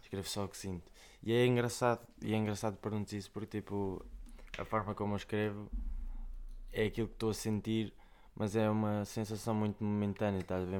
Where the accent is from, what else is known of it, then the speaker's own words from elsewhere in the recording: Coimbra, Centro, Portugal; eu sou de Vila Pouca do Campo, fica ali ao pé, de, entre Taveiro e Amial